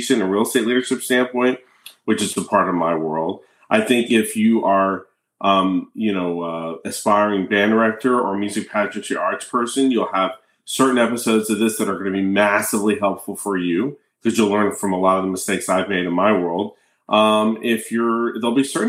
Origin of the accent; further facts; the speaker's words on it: Annapolis, Maryland, United States; also born or lived in Philadelphia, Pennsylvania; now in Tampa, United States; I grew up in Annapolis, Maryland